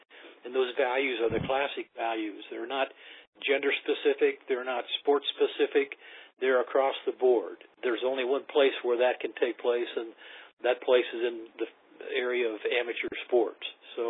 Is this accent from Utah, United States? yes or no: no; Ames, Iowa, United States; But also, John, I grew up in Ames.